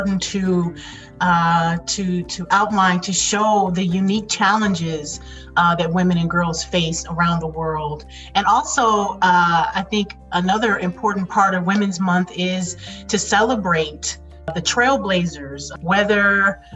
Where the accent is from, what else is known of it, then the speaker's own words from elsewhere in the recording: Detroit, Michigan, United States; I'm from Detroit, raised in Detroit